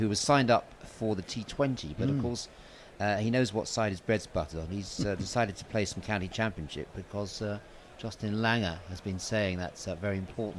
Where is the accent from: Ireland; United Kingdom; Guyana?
United Kingdom; Brighton, South East England; moved away as an adult; now in London, United Kingdom; being a Brighton-born, born and raised.